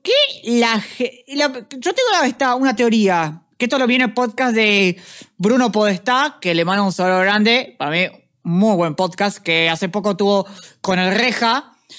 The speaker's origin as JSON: {"language": "Spanish", "region": "Montevideo", "country": "Uruguay", "said": "yo vengo de, ah, Montevideo"}